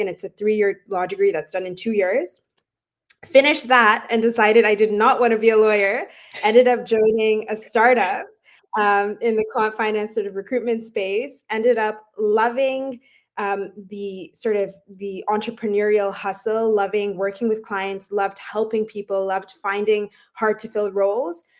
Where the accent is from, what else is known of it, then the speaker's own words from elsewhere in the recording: Dubai, United Arab Emirates; moved away; also born or lived in Toronto, Canada / London, United Kingdom; I myself, I'm Canadian, but I actually grew up in Dubai